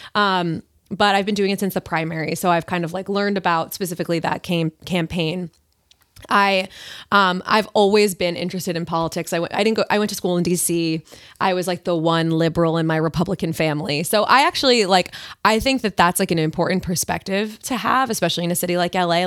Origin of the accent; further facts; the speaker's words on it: Long Island, New York, United States; moved away; I grew up on Long Island